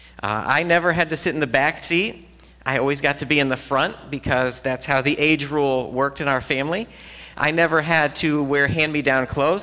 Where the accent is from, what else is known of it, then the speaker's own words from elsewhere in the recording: Ohio, United States; now in Lockport, United States; to come back to Ohio, to be where I grew up